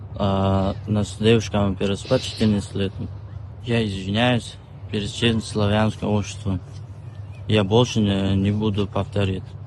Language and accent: Russian; Uzbekistan; now in Bryansk, Russia; Я родился, э, в Узбекистан